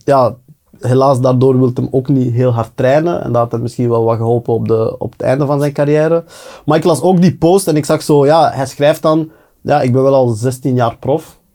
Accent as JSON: {"language": "Dutch", "country": "Belgium", "said": "wij als Belgen"}